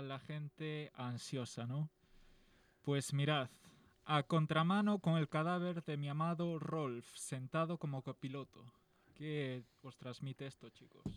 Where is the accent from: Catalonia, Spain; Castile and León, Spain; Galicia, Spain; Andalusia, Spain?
Galicia, Spain; soy de Galicia